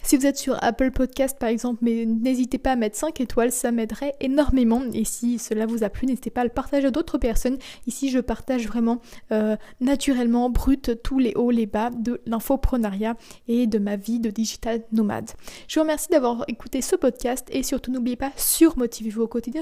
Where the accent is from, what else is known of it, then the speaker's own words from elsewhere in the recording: France; moved away as an adult; also born or lived in Kleve, Germany; je suis partie vivre donc chez mes parents en France. Je suis retournée chez mes parents